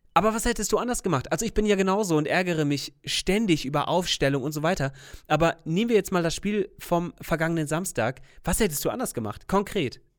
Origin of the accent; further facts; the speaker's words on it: Bremen, Germany; Für mich als waschechter Bremer